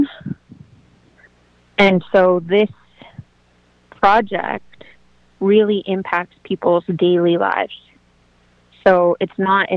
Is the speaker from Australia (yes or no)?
no; Wet'suwet'en Nation, British Columbia, Canada; I'm a Gidimden member of the Wet'suwet'en Nation